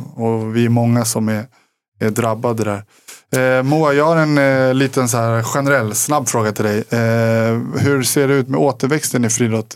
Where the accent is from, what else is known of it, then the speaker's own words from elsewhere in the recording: Sweden; som svensk